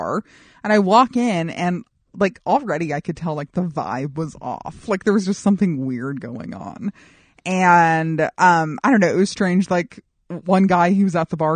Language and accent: English; Colorado, United States; now in Los Angeles, United States; I'm from Colorado